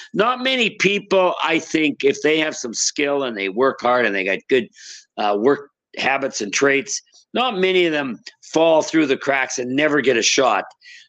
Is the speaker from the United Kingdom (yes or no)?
no; Saskatchewan, Canada; Well, it began in the basement. The old houses used to have basements because they all had to have a furnace. I mean, you can imagine how cold it was.